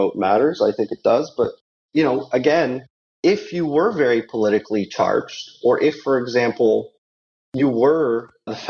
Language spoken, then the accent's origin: English; Canada; I'm Canadian